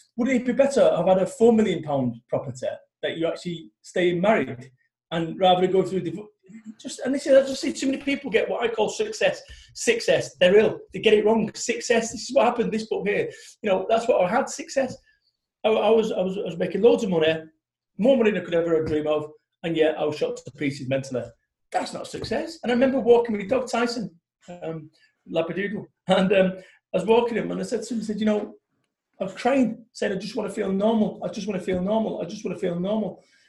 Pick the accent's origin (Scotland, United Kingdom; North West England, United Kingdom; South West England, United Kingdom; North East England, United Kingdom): North West England, United Kingdom; Manchester; I'm from Manchester